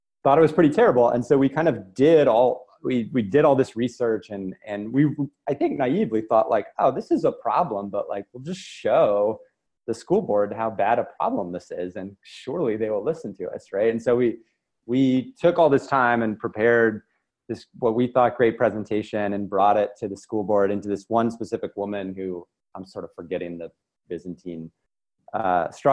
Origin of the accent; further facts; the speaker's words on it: Lubbock, Texas, United States; moved away; I grew up in West Texas in a town called Lubbock in the Panhandle